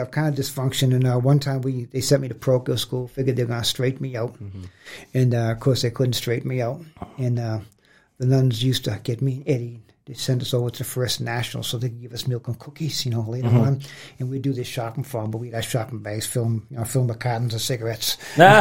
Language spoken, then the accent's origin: English; Boston, Massachusetts, United States; I grew up in Boston.